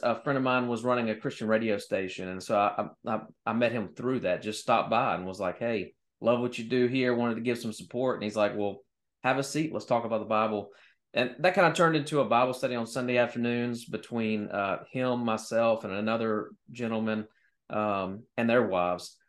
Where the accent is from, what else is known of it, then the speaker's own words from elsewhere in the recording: Louisiana, United States; I love my home state, by the way. Louisiana's amazing